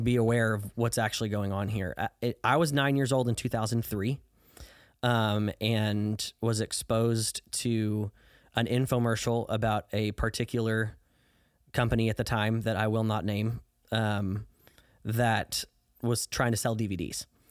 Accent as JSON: {"language": "English", "region": "southern Illinois", "country": "United States", "tie": "born or raised there", "moved": "yes", "lives_now": "Dallas, United States", "said": "I grew up in southern Illinois, about seventy miles southeast of Saint Louis, Missouri."}